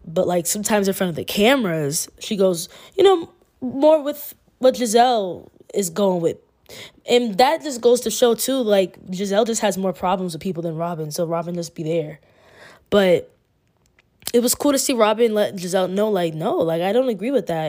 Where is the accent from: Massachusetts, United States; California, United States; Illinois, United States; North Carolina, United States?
Massachusetts, United States; also born or lived in Queens, New York; My background is, I'm from Massachusetts